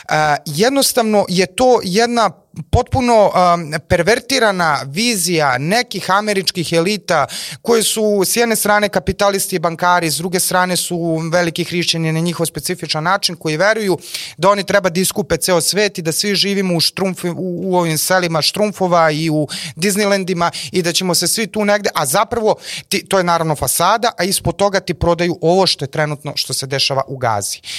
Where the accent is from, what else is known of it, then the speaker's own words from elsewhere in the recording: Serbia; mi kao Srbi